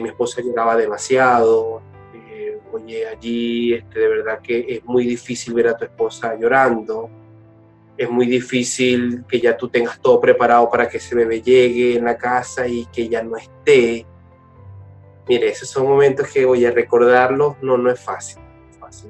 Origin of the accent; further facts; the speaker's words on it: Portuguesa, Venezuela; yo soy venezolano, igual que mi esposa, soy del Estado portuguesa